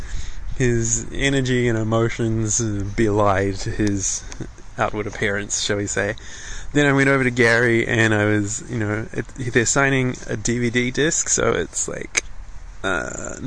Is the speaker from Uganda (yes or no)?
no; New Zealand; I'm from New Zealand